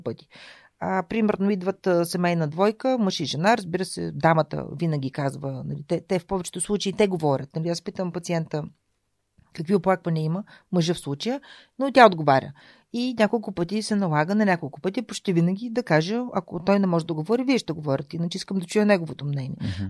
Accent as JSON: {"language": "Bulgarian", "town": "Shumen", "region": "Shumen Province", "country": "Bulgaria", "tie": "born or raised there", "also_born_or_lived": "Varna / Veliki Preslav / Sofia", "moved": "as an adult", "said": "Аз съм отраснала в Велики Преслав, едно малко граче а, където свободата, която бабите дават във възпитанието на децата, е неизмеримо с това, което родителите налагат като контрол. А, така че аз съм имала удоволствието да бъда гледана от баба си до 6 годишната ми възраст"}